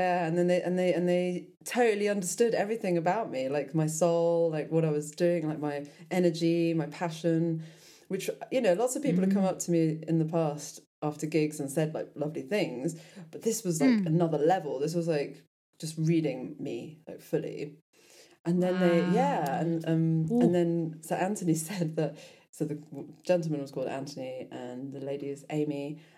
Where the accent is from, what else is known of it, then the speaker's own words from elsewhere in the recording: London, United Kingdom; moved away as an adult; also born or lived in Devon; now in Tuscany, Italy; But I am from London originally, actually. So yeah, that's interesting because I was from London and moved to Devon about 10 years ago. Yeah, I'm from South London